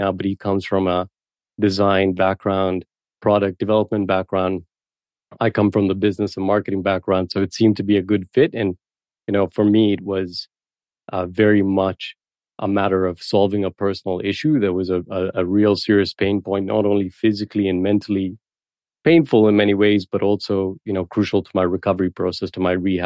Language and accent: English; Kenya; moved away as an adult; also born or lived in Toronto, Canada; now in Canada; Ali and I grew up together in Kenya. That's where we were from originally.